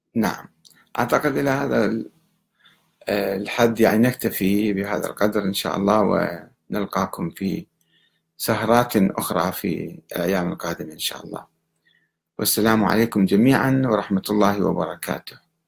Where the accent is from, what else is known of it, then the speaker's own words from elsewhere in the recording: Iraq; عندنا بالعراق